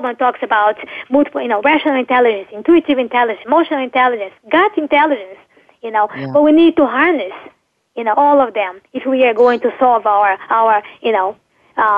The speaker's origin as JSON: {"language": "English", "country": "Brazil", "moved": "yes", "said": "I'm from Brazil"}